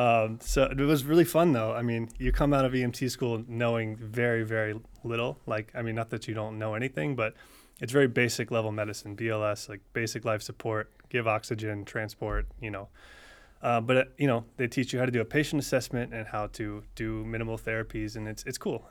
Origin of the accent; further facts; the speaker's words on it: near UCF, Florida, United States; I went to U C F, which was it, you know, forty-five minutes from my hometown